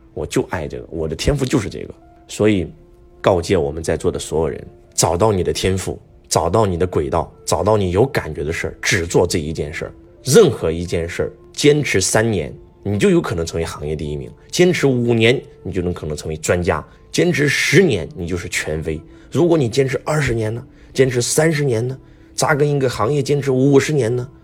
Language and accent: Chinese; China; 我们中国人